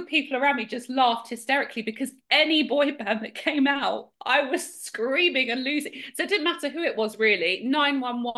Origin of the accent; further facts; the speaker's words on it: outside Hertfordshire / London, East of England, United Kingdom; just kind of outside Hertfordshire, but yeah, mainly kind of, yeah, always in and out of London